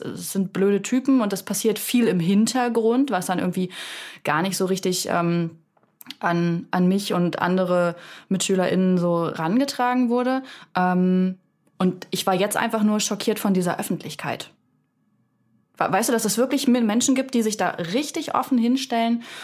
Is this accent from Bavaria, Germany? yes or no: no; Salzwedel, Saxony-Anhalt, Germany; moved away; ich komme auch aus dem aus dem Osten und bin in einer Kleinstadt aufgewachsen in Salzwedel.